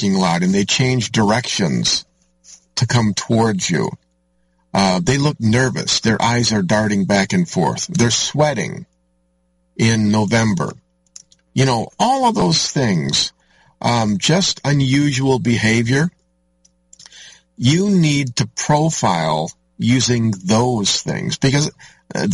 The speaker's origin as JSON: {"language": "English", "town": "Orangeville", "country": "United States", "tie": "born or raised there", "said": "my hometown, Oak Hill Cemetery, up on top of the hill there, overlooking the teeny little tiny hamlet of Orangeville."}